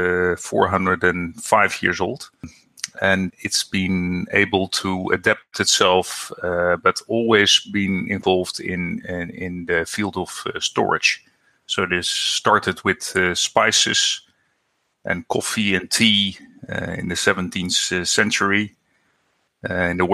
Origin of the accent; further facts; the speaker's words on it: Netherlands; I'm from the Netherlands.